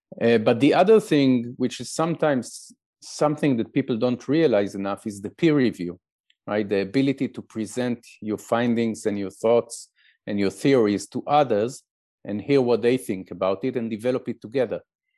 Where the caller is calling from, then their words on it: Israel; we can speak now, you speaking from France and I'm speaking from Israel.